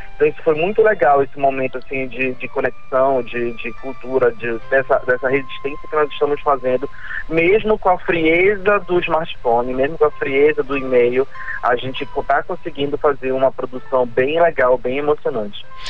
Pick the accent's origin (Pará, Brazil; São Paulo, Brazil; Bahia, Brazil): Pará, Brazil; somos paraenses